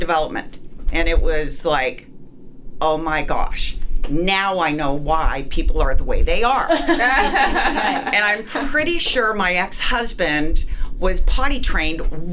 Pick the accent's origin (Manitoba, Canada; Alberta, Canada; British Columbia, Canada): Manitoba, Canada; Winnipeg; moved away as an adult; I'm from Winnipeg, Canada, and I moved down here